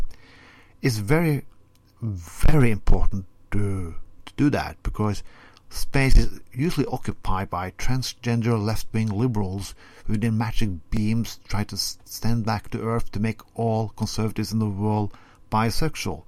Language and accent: English; Norway; first language Norwegian; English is a second language; I'm speaking Norwegian as my first language.